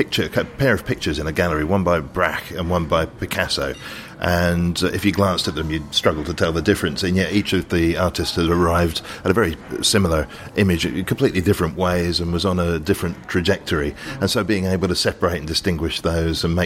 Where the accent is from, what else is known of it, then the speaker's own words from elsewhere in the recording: London, United Kingdom; as a Londoner